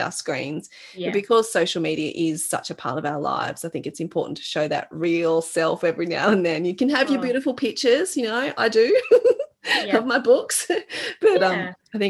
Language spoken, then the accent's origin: English; Australia; I was born in Australia